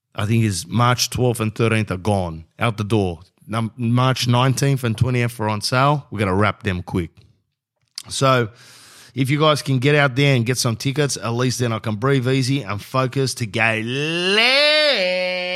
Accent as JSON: {"language": "English", "town": "Sydney", "region": "New South Wales", "country": "Australia", "said": "I'm from Sydney."}